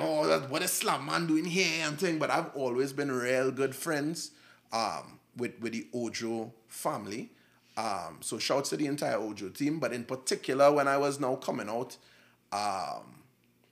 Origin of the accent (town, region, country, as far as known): Trinidad & Tobago